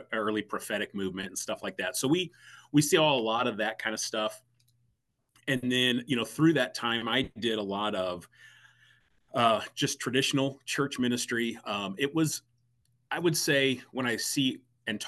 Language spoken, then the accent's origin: English; St. Louis, Missouri, United States; I'm born and raised in the St. Louis area. So that's home.